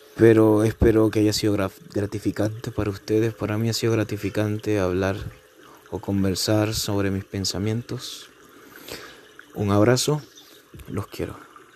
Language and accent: Spanish; Venezuela; moved away; mi país natal, Venezuela. Digamos que cuando todo empezó yo era un niño